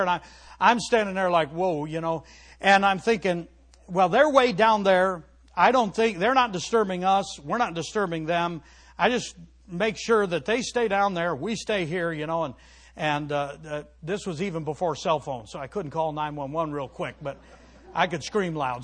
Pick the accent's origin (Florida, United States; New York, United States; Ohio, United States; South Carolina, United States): Ohio, United States; Cleveland; moved away; I grew up in the Cleveland area